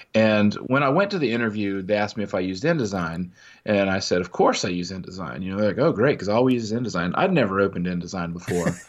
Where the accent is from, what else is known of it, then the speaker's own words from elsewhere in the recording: Midwest, United States; growing up in the Midwest